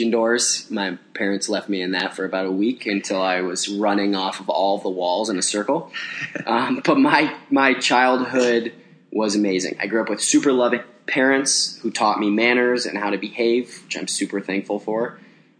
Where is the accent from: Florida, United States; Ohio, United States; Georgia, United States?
Ohio, United States; Cincinnati; moved away as an adult; now in Chicago, United States; I grew up in Cincinnati, Bengals and Reds fan, and then moved to Chicago